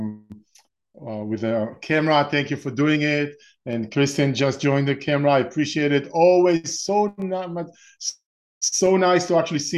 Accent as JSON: {"language": "English", "country": "Israel", "tie": "born or raised there", "moved": "as an adult", "lives_now": "Orange County, United States", "said": "I'm originally from Israel. I was born and raised in Israel and spent my first 30 years or so in Israel"}